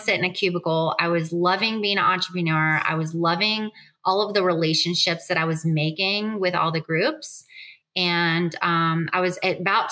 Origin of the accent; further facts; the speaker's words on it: Dania Beach, Florida, United States; now in Charlotte, United States; I grew up in Dania, Florida, a really nasty area at the time